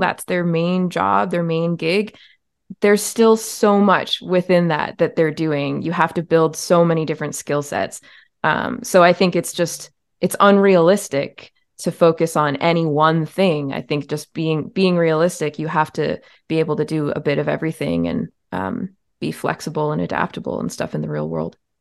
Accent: Ontario, Canada; I was born in Ontario, Canada, where I, I still live in the province. I've moved around to many different towns within the province

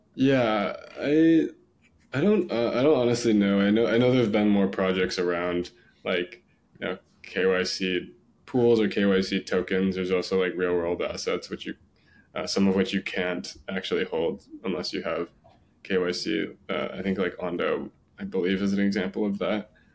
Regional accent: San Diego, California, United States; I grew up in San Diego

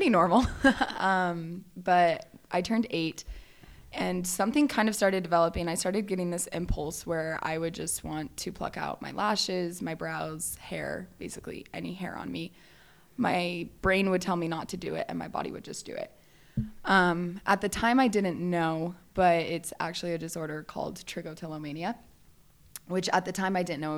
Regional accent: Valencia, California, United States; I grew up in Southern California, just like Northern Los Angeles area. So it's called Valencia

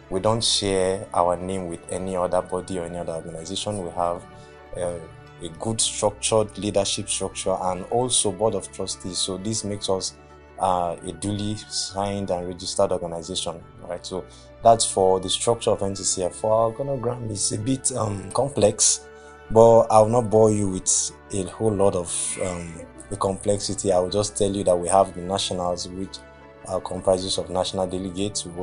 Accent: Anambra, Nigeria; also born or lived in Bauchi; now in Kwara, Nigeria; And I'm from Anambra State. I studied at Abubakar Tafawa Balewa University, Bauchi, and I studied applied zoology.

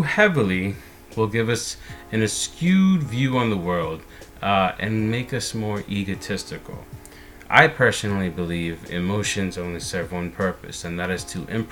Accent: United States; I am an American

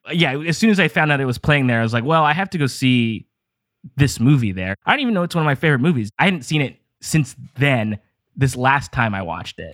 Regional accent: Downey, California, United States; I'm from here. Well, I grew up in Downey, like, Lakewood area, which is like a suburb of Los Angeles.

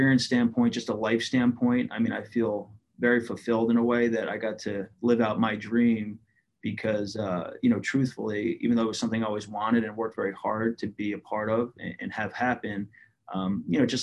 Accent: Cherry Hill, New Jersey, United States; I grew up in Cherry Hill in a pretty observant Jewish household

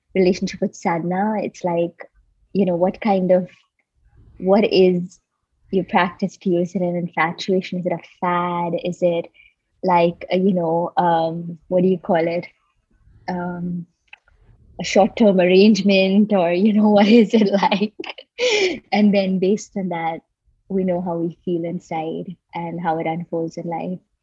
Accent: Mumbai, Maharashtra, India; I grew up in Bombay, India

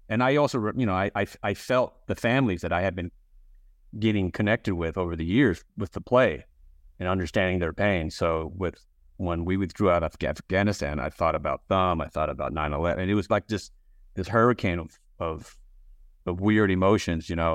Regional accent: Texas, United States; I grew up in Texas

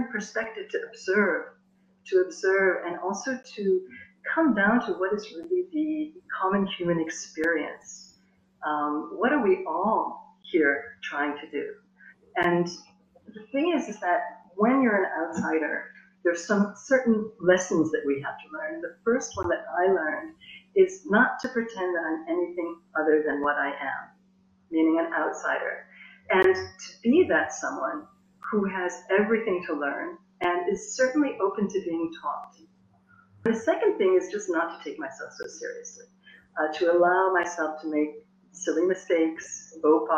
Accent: United States; moved away as an adult; also born or lived in South India; now in France; I was born in the United States. I was educated in the United States

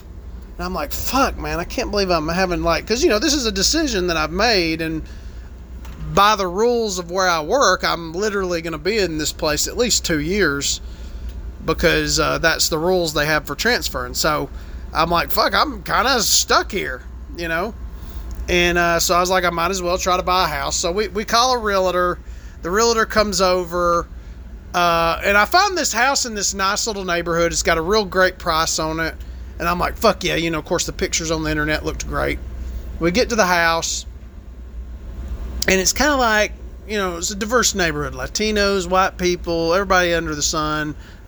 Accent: Alabama, United States; I'm from Alabama.

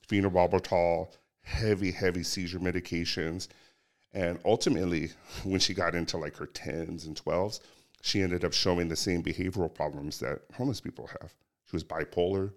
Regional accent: Cerritos, California, United States; I grew up locally. I grew up in Cerritos, went to Artesia High School

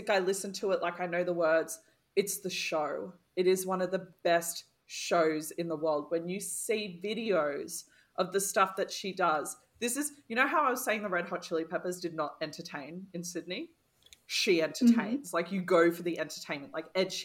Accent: Poland; now in New Zealand; I'm from Poland

